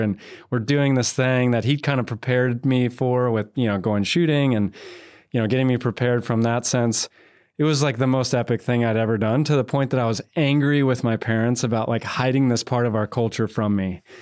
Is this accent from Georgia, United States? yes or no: yes; North Georgia, United States; now in Texas, United States; a boy born and raised in North Georgia